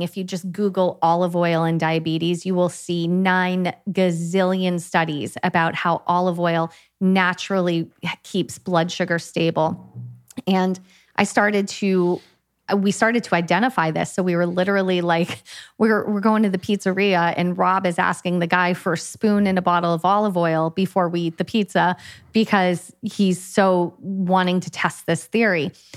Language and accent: English; United States; moved away as an adult; also born or lived in California; now in Italy; being an American